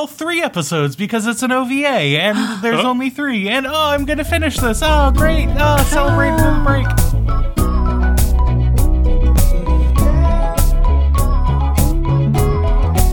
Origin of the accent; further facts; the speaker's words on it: Rhode Island, United States; the Rhode Islander in my brain